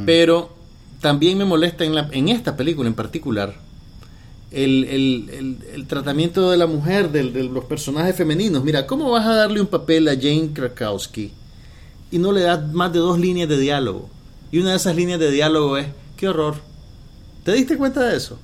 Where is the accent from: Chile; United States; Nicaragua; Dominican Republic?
Nicaragua; yo era de las pocas personas en Nicaragua que veía Space Ghost Coast